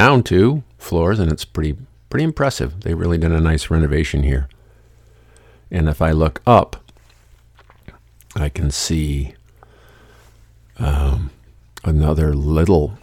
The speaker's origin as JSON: {"language": "English", "town": "Lansing", "region": "Michigan", "country": "United States", "tie": "born or raised there", "said": "I grew up here in Lansing, Michigan."}